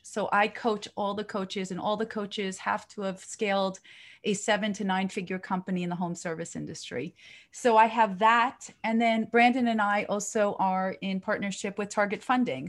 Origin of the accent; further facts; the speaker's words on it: Israel; moved away; in my country, 'cause I'm from Israel